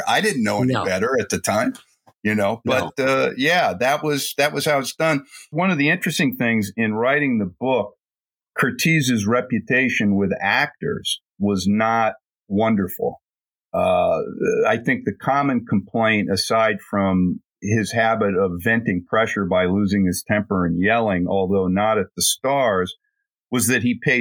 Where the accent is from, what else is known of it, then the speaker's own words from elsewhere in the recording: New York, United States; you and I had a similar upbringing because I grew up around New York City